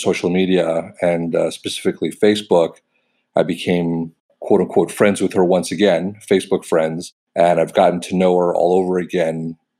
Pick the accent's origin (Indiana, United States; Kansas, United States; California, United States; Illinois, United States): California, United States; Los Angeles; also born or lived in New York; Grew up in a pretty liberal part of Los Angeles on the west side.